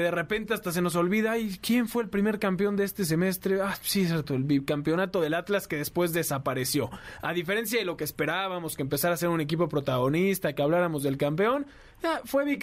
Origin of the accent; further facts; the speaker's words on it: Argentina; No, es que yo, aparte de argentino, soy inglés.